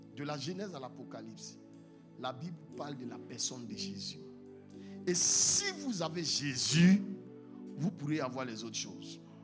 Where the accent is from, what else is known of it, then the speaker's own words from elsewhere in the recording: Yamoussoukro, Côte d’Ivoire; je viens de la Côte d'Ivoire, précisément à Yamsokro, la capitale, la plus belle ville au monde